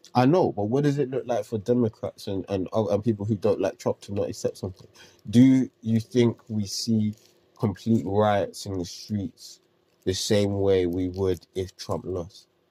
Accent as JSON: {"language": "English", "country": "United Kingdom", "said": "as British people"}